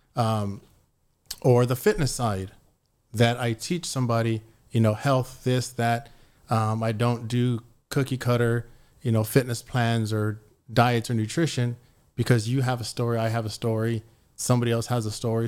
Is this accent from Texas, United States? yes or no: yes; San Antonio, Texas, United States; I grew up in San Antonio